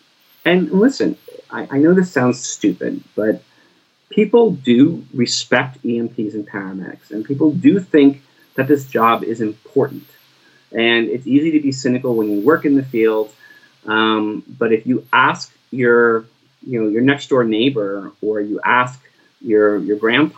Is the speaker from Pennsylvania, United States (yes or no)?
no; Bridgewater, New Jersey, United States; When I grew up in Bridgewater, the fire department did not do rescue other than fire rescue.